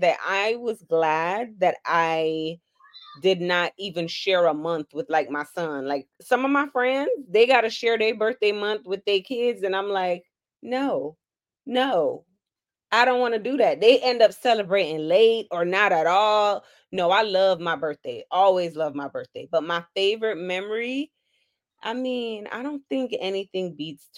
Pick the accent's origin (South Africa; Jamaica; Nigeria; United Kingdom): Jamaica; now in Florida, United States; I am Jamaican